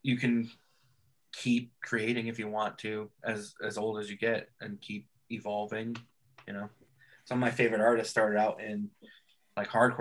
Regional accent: California, United States; I was born in California.

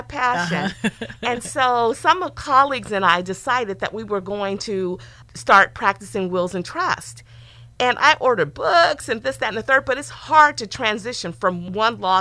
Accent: East Palo Alto, California, United States; I grew up in East Palo Alto, so 650 is in the house

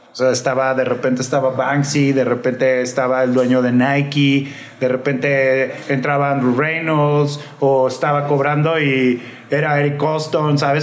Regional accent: Guadalajara, Jalisco, Mexico; also born or lived in California / Mexico City; now in Guadalajara, Mexico; yo soy de aquí de Guadalajara, yo nací aquí y pues anduve en Califa y todo ese rollo y después ya me regresé a DF.

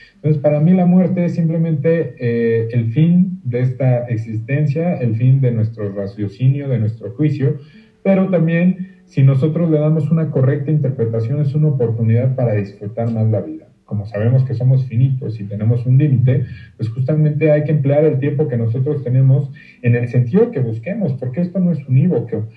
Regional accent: Mexico; como mexicano que soy

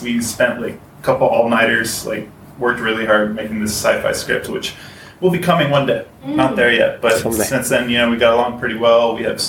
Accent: Houston, Texas, United States; moved away as an adult; now in Ho Chi Minh City, Vietnam; I am from Texas. Grew up in Houston, went to UT, and after I graduated UT, came to Vietnam in 2014. And yeah, I've been here about 5 years

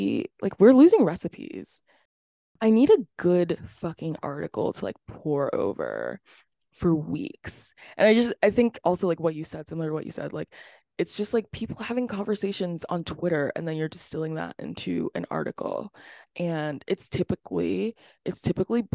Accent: Florida, United States; I was born in Florida.

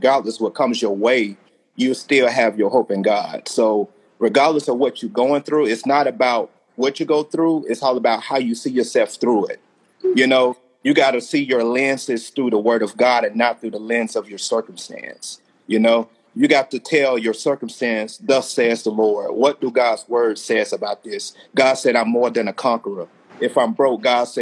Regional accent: Alabama, United States; I'm from Alabama

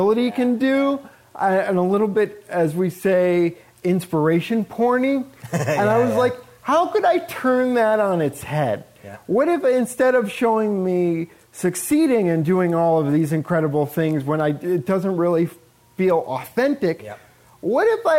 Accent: Buffalo, New York, United States; growing up in Buffalo, New York

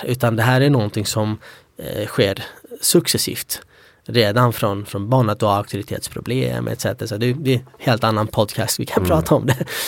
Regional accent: Sweden; also born or lived in Iraqi Kurdistan; vi var ju utspridda i Sverige

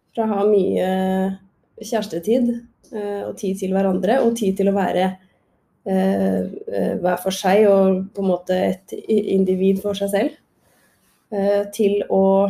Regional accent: Krokstadelva, Buskerud, Norway; jeg er jo eh, fra Drammen. Eller Krokstadelva, eh, rettere sagt.

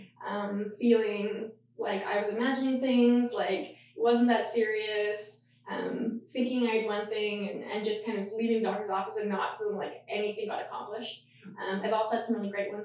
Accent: Yellowknife, Northwest Territories, Canada; I'm actually born and raised in Yellowknife. So way up in the north of the territories

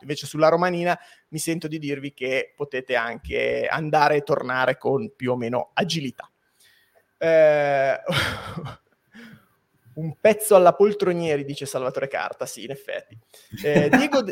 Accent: Biella, Piedmont, Italy; io sono di Biella

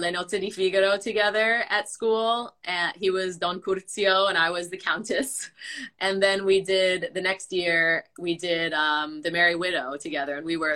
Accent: Long Island, New York, United States; I'm from Long Island, New York.

